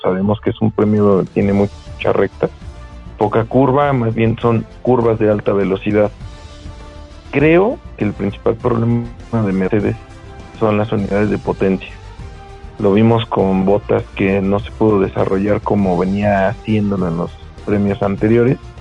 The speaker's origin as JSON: {"language": "Spanish", "region": "Mexico City", "country": "Mexico", "said": "somos mexicanos, de Guadalajara no, Ciudad de México"}